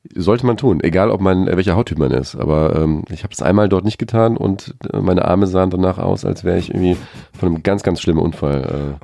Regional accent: Krefeld, North Rhine-Westphalia, Germany; also born or lived in Australia; in Krefeld, wo die Krefelder Pinguine mhm. spielen, äh, wo ich ganz in der Nähe gewohnt habe

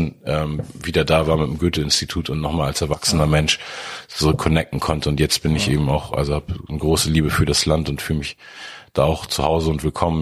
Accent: Hamburg, Germany; woher kommst du? Und da habe ich gesagt, Hamburg

